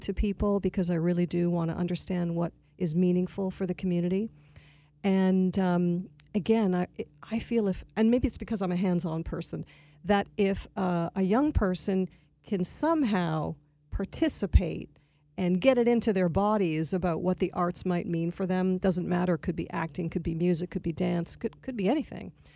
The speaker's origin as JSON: {"language": "English", "town": "Toronto", "region": "Ontario", "country": "Canada", "tie": "born or raised there", "also_born_or_lived": "Montreal", "moved": "as an adult", "lives_now": "Palm Beach County, United States", "said": "I am a native Torontonian, so I'm from Canada"}